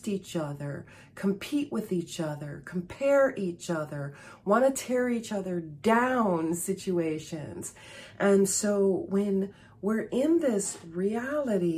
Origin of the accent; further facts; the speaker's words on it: Chicago, Illinois, United States; I was born and raised in Chicago, and I live about 65 miles or 100 kilometers northwest of Chicago